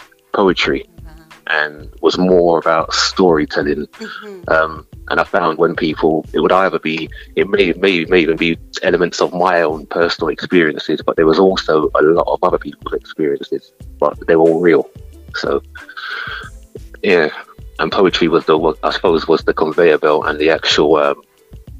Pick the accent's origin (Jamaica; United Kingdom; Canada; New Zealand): United Kingdom; London; I was born in the East London from the 70s